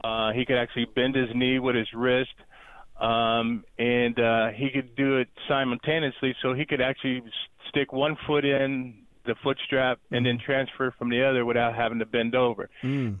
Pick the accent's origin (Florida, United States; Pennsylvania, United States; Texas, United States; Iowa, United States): Pennsylvania, United States; Erie; now in Dallas, Georgia, United States; I'm from Erie, Pennsylvania, and we moved right outside Atlanta, Georgia, called Dallas, Georgia